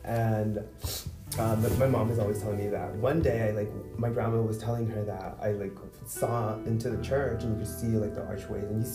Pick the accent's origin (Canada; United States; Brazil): United States; Chula Vista, California; also born or lived in Tijuana, Mexico; I was born in Chula Vista